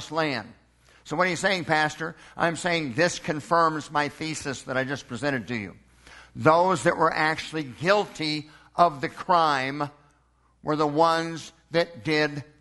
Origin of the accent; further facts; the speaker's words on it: Edmond, Oklahoma, United States; born in Edmond, Oklahoma in 1963